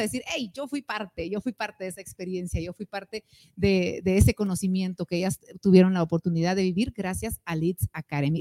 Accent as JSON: {"language": "Spanish", "country": "Guatemala", "said": "como guatemaltecos"}